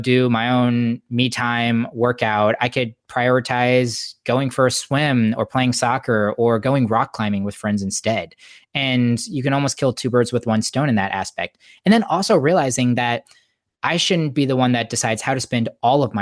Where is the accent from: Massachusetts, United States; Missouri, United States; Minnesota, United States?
Missouri, United States; St. Louis; moved away as an adult; now in San Diego, United States; born and raised in St. Louis